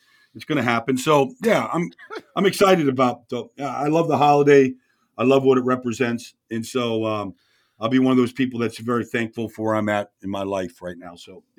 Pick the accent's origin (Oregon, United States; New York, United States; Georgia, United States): New York, United States; moved away; I'm from New York, get to go home to New York